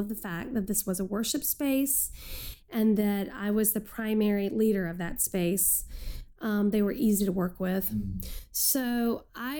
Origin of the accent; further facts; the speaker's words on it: Texas, United States; moved away as an adult; now in Chicago, United States; I'm a Texan